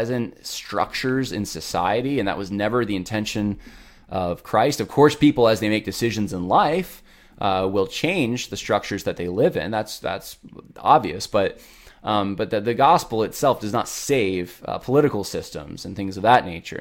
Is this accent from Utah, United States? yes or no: no; Lynchburg, Virginia, United States; I'm from Lynchburg